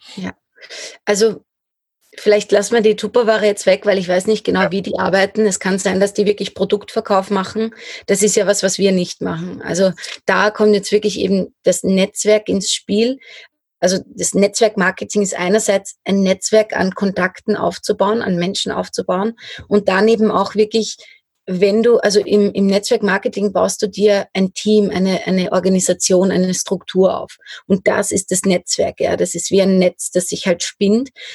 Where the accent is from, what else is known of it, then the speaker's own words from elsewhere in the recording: Lower Austria, Austria; moved away; also born or lived in Styria; ich komme aus Niederösterreich ursprünglich